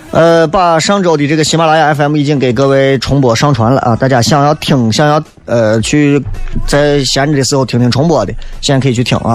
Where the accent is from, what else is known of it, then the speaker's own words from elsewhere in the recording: Xi'an, Shaanxi, China; 我们西安人就是自己没有办法